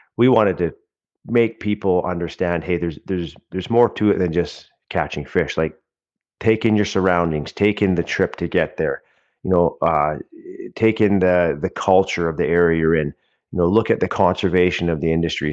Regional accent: Pitt Meadows, British Columbia, Canada; I grew up in the Lower Mainland, uh, of British Columbia, uh, in Pitt Meadows.

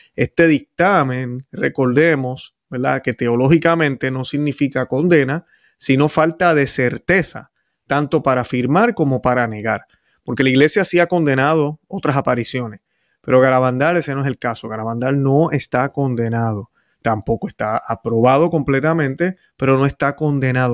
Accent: Puerto Rico; yo recuerdo haber visto de pequeño en la televisión en Puerto Rico

